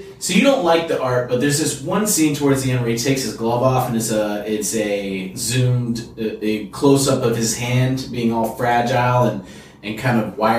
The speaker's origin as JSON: {"language": "English", "country": "Canada", "moved": "yes", "said": "In Canada, we had E's, believe it or not."}